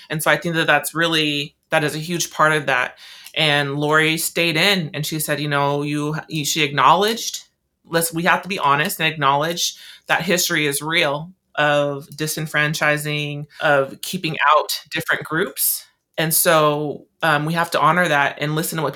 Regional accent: Tacoma, Washington, United States; moved away as an adult; now in Olympia, United States; I'm still new, well, I consider myself still new to Olympia. I'm from Tacoma

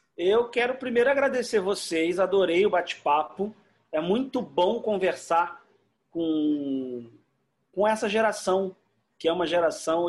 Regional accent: Rio de Janeiro, Brazil; Eu sou carioca, eu amo o Rio

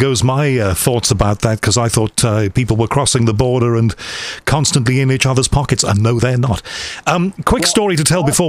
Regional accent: Liverpool, North West England, United Kingdom; I'm from Liverpool

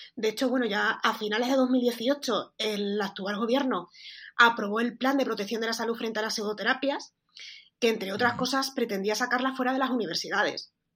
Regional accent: Extremadura, Spain; parezco, gallega en lugar de extremeña

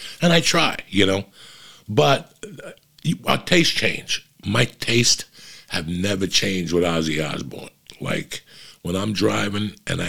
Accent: East Coast, United States; I grew up on the East Coast

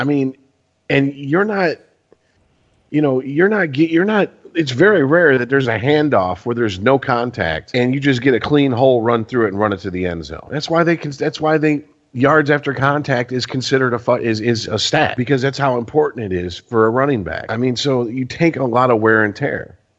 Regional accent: Detroit, Michigan, United States; moved away as an adult; I've heard it in every state I've lived in. The minute people would find out, especially in the 90s when I lived in other states, that I was from Detroit.

